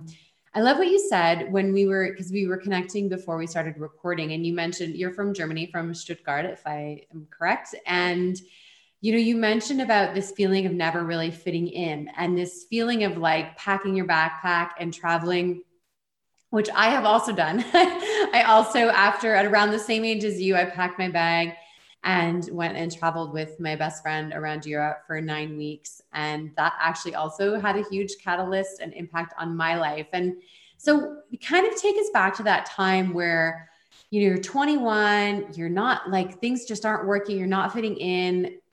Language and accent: English; Canada; also born or lived in Switzerland; I'm from Canada